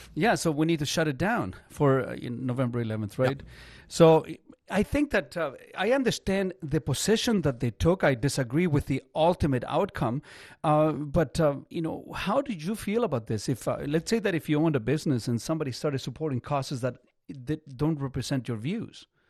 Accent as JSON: {"language": "English", "country": "Chile", "tie": "born or raised there", "moved": "yes", "lives_now": "Canada", "said": "I'm not from here. So I, I was born in Chile in in the er, very early '70s"}